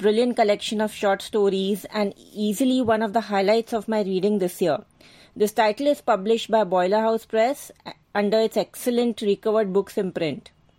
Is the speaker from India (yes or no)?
yes; Mumbai, Maharashtra, India; from Mumbai, India. I am an avid reader.